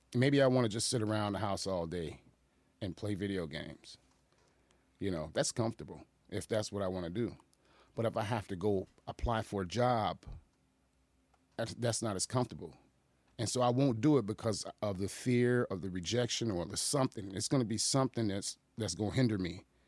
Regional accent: Aurora, Illinois, United States; also born or lived in Boston, Massachusetts / Chicago; I grew up in the nineties in Aurora

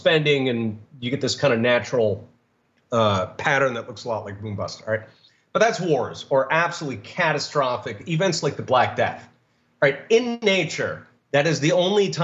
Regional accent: Philadelphia, Pennsylvania, United States; I grew up in Philadelphia

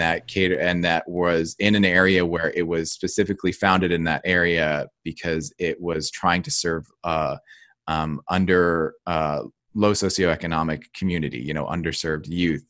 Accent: New Jersey, United States; I grew up in New Jersey

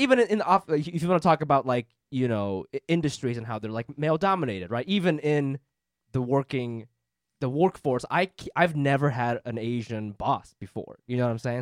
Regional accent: Japan; now in United States; Japan, where I'm from

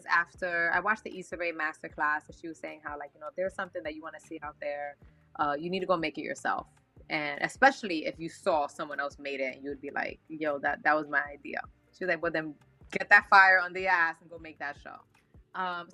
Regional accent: New York City, New York, United States; So I'm from New York. I'm from the Bronx. I'm Puerto Rican

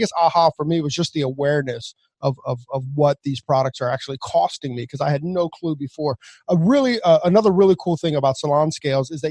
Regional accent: Maryland, United States; we're from Maryland

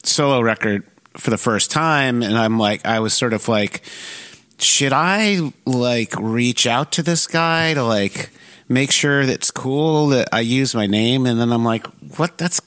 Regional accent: Connecticut, United States; moved away as an adult; also born or lived in Providence, Rhode Island / Virginia / San Francisco; now in Philadelphia, United States; I grew up in mostly in Connecticut. Born in Providence, Rhode Island. Grew up in Connecticut, sort of suburbs of New York City

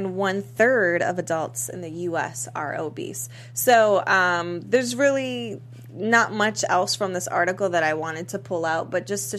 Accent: East Coast, United States; now in Los Angeles, United States; being from the East Coast

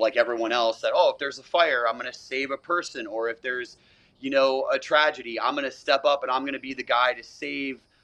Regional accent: Florida, United States; I am from Florida

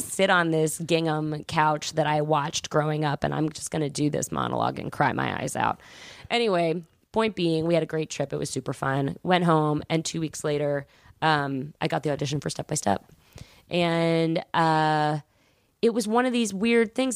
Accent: Atlanta, Georgia, United States; I was from Atlanta

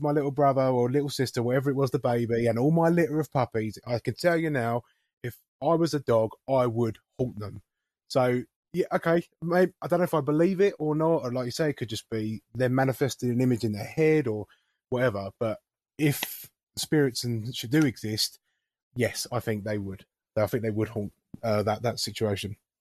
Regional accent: England, United Kingdom; as an English person.

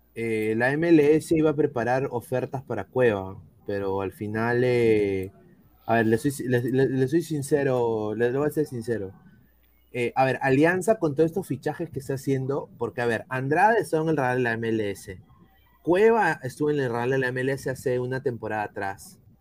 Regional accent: Peru; yo como peruano

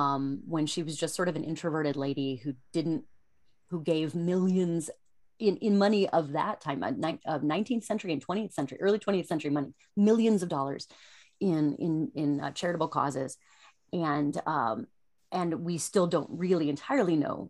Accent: Cincinnati, Ohio, United States; My hometown is Cincinnati

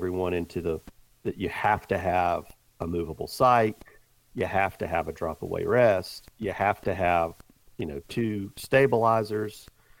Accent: the South, United States; I've killed a lot of whitetails over the years just because I grew up in the South and had the opportunity to shoot a lot.

